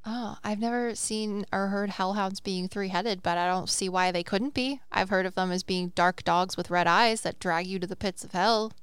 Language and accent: English; Welsh, Wales, United Kingdom; I'm Welsh